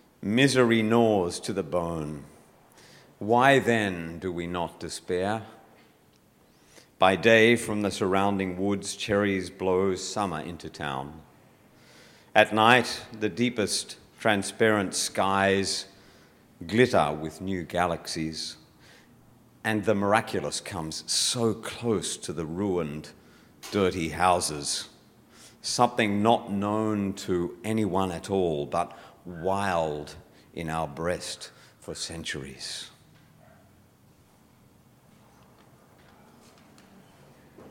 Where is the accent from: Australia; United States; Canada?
Australia; Bowral, New South Wales; This is not cold. I'm from Bowral. This is not cold.